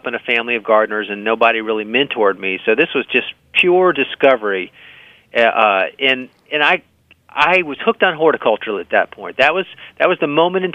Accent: Miami, Florida, United States; I grew up in Miami.

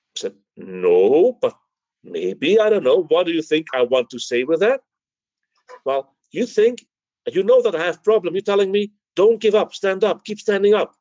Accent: Belgium; moved away; also born or lived in Greece; I was the Greek from Belgium

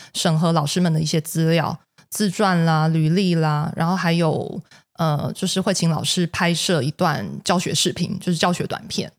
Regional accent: Taiwan

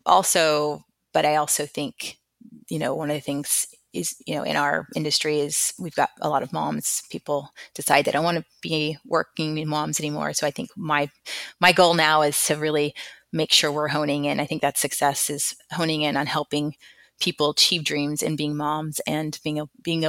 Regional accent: Texas, United States; I'm from Texas

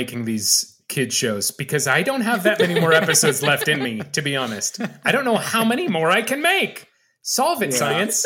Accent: Berkeley, California, United States; I am from the Bay Area of California. I'm from Berkeley originally

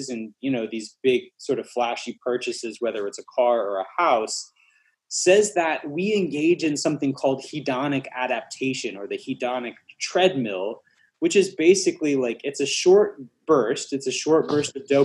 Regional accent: Alabama, United States; moved away as an adult; now in Atlanta, United States; We moved from Alabama, where I grew up, to here in Atlanta

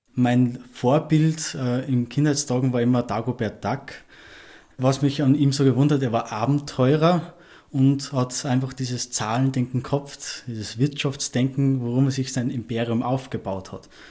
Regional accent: Ebensee, Upper Austria, Austria; now in Vienna, Austria; meiner Heimat in Ebensee

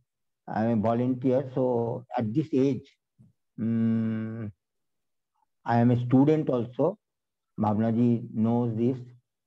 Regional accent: West Bengal, India; from West Bengal

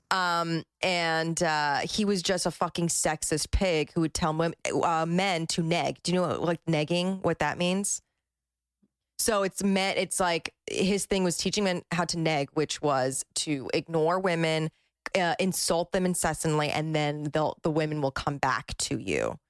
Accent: New Jersey, United States; I'm from Jersey

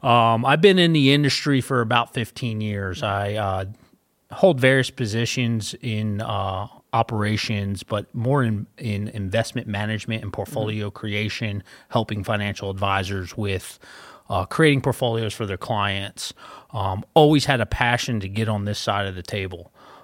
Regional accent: Philadelphia, Pennsylvania, United States; moved away as an adult; I usually get New York, but I am originally from Philadelphia. My wife and I, Jacqueline, moved down here about 4 years ago. So we've been in the area for about 4 years.

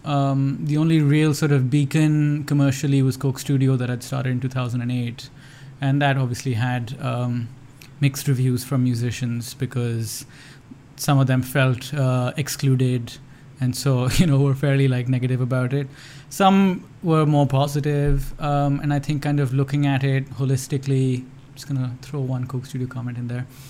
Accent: Lahore, Punjab, Pakistan; there was nothing close to a film program in any of the schools that I went to uh, growing up in Lahore

